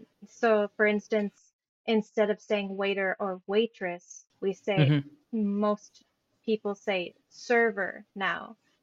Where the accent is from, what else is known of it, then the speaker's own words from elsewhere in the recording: United States; accent: American English; first language English; moved away as an adult; now in Sweden; I think for me, it would be American English just because I grew up with that.